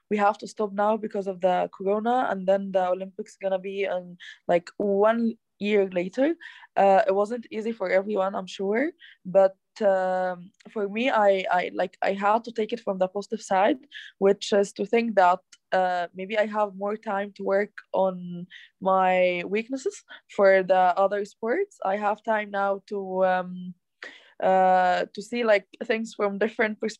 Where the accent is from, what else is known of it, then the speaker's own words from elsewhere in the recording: Egypt; Uh, I'm from Egypt. I live in Cairo, the capital